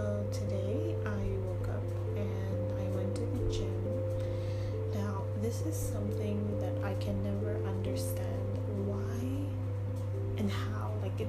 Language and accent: English; Sudan; moved away; I'm from Sudan, so I went back to Sudan, and it's the first time that I spent more than a month in my own home country for almost like 26 years.